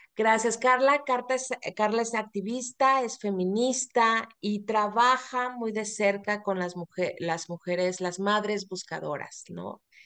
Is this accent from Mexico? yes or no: yes; Mexico; mágico que tenemos los, los mexicanos